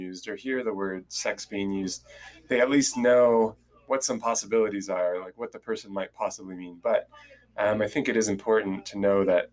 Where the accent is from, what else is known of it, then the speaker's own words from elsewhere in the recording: Southern California, United States; I'm originally from Southern California, and that's where I live now